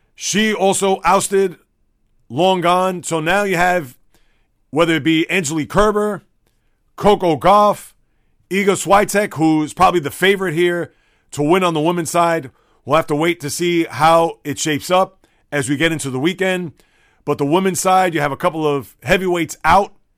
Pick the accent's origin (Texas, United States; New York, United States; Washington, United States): New York, United States; New York City; when I was a boy, growing up in the Bronx